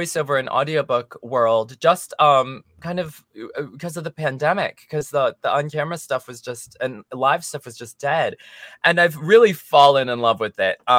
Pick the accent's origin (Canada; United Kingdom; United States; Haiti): United States; accent: American English; first language English; now in Los Angeles, United States; English is my mother tongue. I was adopted as a baby, so I only ever grew up speaking American English